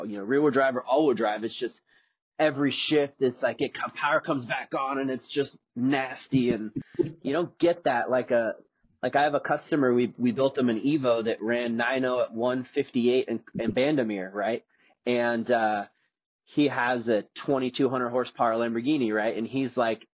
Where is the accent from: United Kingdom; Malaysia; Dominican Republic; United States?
Dominican Republic; moved away as an adult; I grew up in the Dominican Republic, and I lived down there from the age of, I think, 11 to 18